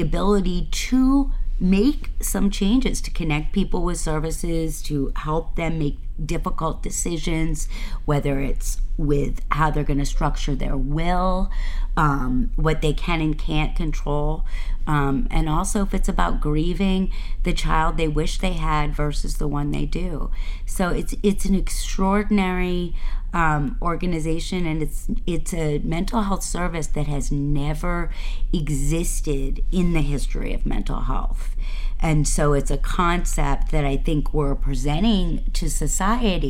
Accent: Boston, Massachusetts, United States; moved away as an adult; now in Maine, United States; I grew up in Boston, and I came to Maine

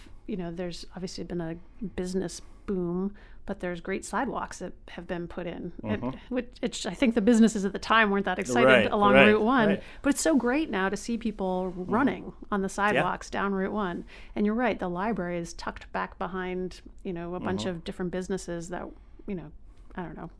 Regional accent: Yarmouth, Maine, United States; I remember growing up in Yarmouth, I was at the library two, three times a week as a little kid

